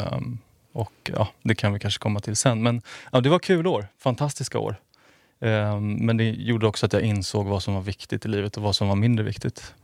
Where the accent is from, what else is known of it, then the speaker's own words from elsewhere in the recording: outside Stockholm, Stockholm County, Sweden; also born or lived in Finland (half-Finnish ancestry); jag är född utanför Stockholm, har bott